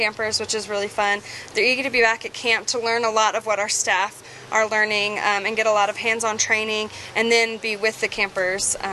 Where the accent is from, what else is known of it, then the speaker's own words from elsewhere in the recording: the South, United States; we're both from the South. Like we're both from the same state